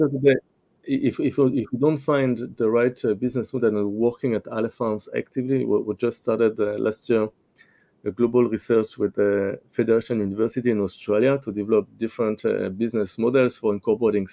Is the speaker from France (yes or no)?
yes; France; now in Israel; I grew up in France